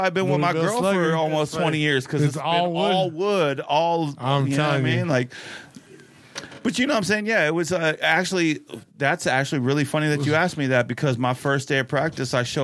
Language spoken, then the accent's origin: English; Tucson, Arizona, United States; I was born and raised in Tucson, Arizona, so I'm always going to be an Arizona boy